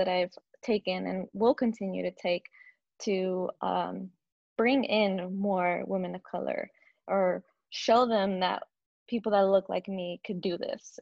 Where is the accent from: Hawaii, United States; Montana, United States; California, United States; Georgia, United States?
California, United States; San Diego; now in Los Angeles, United States; I was born and raised in San Diego, actually. San Diego, California